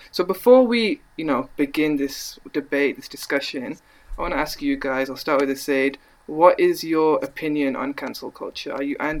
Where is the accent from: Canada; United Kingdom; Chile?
United Kingdom; Birmingham, West Midlands; accent: Brummy; I'm from Birmingham, but I'm sorry, the Brummy accent's not